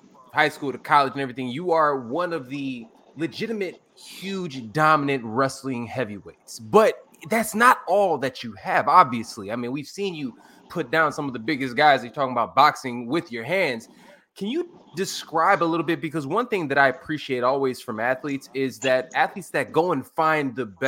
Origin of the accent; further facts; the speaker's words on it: Chicago, Illinois, United States; I'm from Humble Park myself, you know, so like I grew up in the city